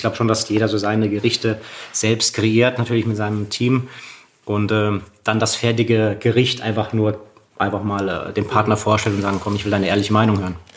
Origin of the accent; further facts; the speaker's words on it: Freiburg, Baden-Württemberg, Germany; in Freiburg, wo ich groß geworden bin